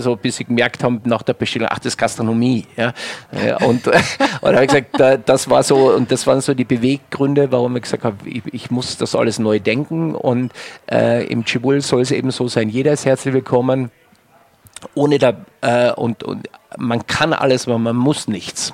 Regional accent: Wörthersee, Carinthia, Austria; moved away as an adult; now in Germany; Mir als Kärntner, ähm, ich komme vom Wörthersee

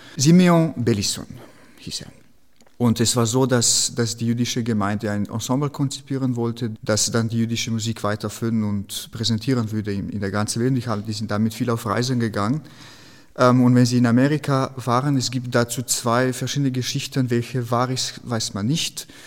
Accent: Slovenia; German is a second language; moved away; in Slowenien, wo ich herkomme

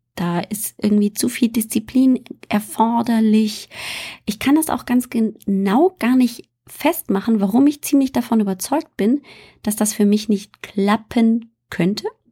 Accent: Bavaria, Germany; moved away; also born or lived in northern Germany; ich bin in Bayern aufgewachsen.

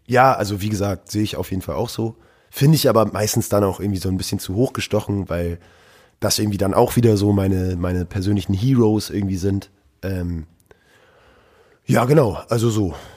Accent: Norderstedt, Schleswig-Holstein, Germany; also born or lived in Hamburg; aufgewachsen bin ich in der grauen Vorstadt Norderstedt

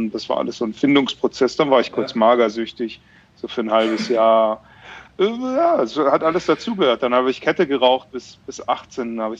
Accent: Bavaria, Germany; Ich komme ja aus Bayern ursprünglich.

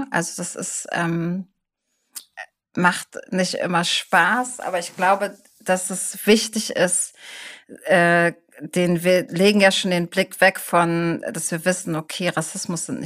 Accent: Hamburg, Germany; sage ich vielleicht, ich komme aus Hamburg.

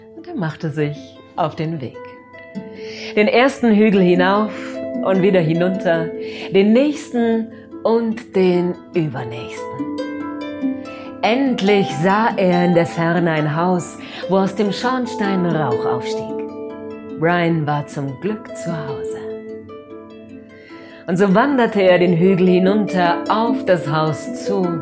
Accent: Allgäu, Germany; hier bei uns im Allgäu

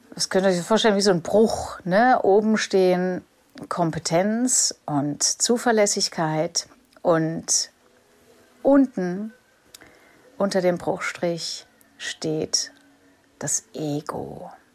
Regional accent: Germany; für mich als Deutscher

